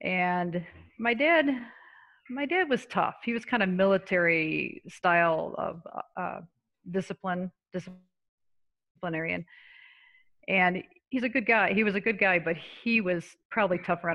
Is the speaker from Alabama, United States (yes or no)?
no; Syracuse, New York, United States; moved away; I grew up in Syracuse, New York